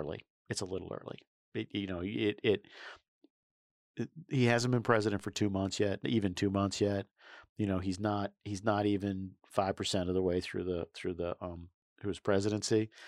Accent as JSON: {"language": "English", "region": "New York", "country": "United States", "tie": "born or raised there", "said": "the day I was born in New York State"}